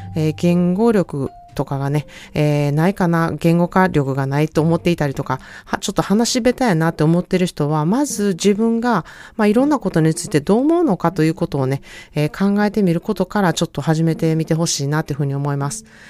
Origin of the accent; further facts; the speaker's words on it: Japan; now in California, United States; 日本から来ました